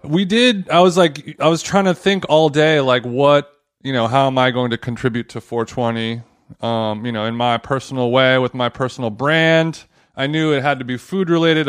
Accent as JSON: {"language": "English", "town": "Huntington Beach", "region": "California", "country": "United States", "said": "I'm from Huntington Beach"}